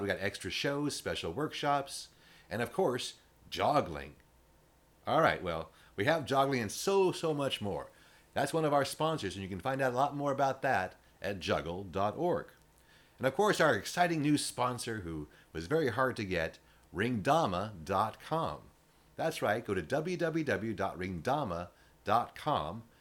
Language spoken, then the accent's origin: English; West Coast, United States; being a West Coast guy my entire life